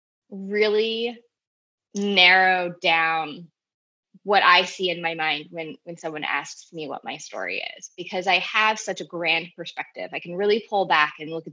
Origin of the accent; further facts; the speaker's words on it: Southern New Jersey, United States; I grew up in Southern New Jersey, pretty stereotypical suburban upbringing